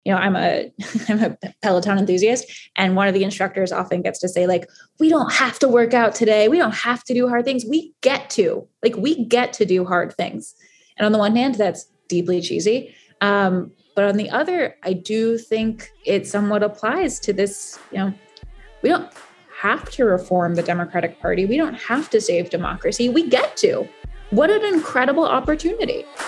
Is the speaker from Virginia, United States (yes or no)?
yes; Northern Virginia, United States; I was born and raised in Northern Virginia